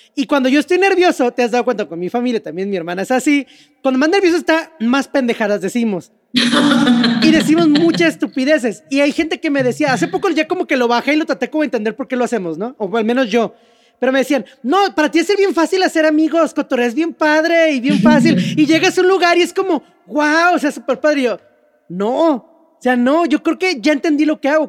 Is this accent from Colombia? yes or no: no; Mexico